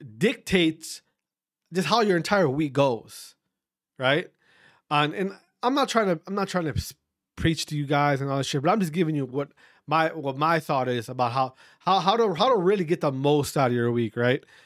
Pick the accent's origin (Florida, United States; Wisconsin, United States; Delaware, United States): Wisconsin, United States; my fellow Wisconsinites